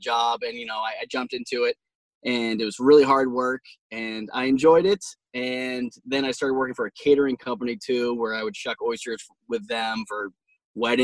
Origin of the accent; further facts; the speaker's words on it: Damariscotta, Maine, United States; I grew up in Damariscotta.